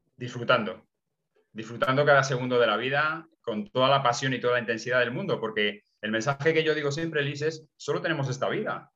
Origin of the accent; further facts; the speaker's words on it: Nava del Barco, Castile and León, Spain; mi pueblo, en Ava del Barco, en Ávila